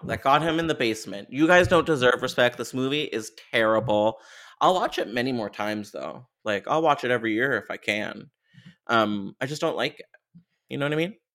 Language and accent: English; Canada; I'm Canadian.